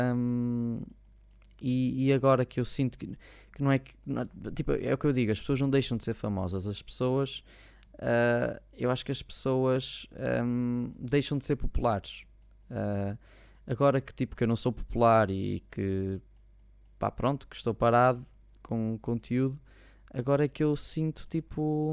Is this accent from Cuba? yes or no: no; Maia, Norte, Portugal; por acaso sou daqui, sou da Maia